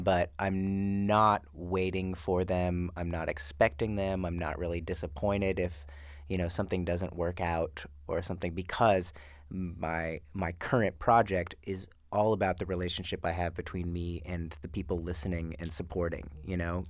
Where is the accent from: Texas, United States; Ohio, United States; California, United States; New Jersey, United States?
California, United States; Fresno; moved away as an adult; also born or lived in Los Angeles; Fresno, my hometown